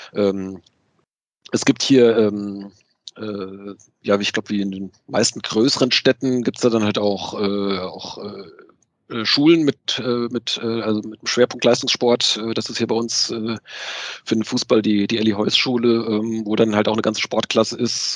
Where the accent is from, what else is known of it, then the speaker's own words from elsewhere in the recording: Wiesbaden, towards Limburg, Hesse, Germany; bin sogar tatsächlich gebürtige Wiesbadener ähm, und dann hier in der, ja, äh, äh, Richtung Limburg bin ich, bin ich aufgewachsen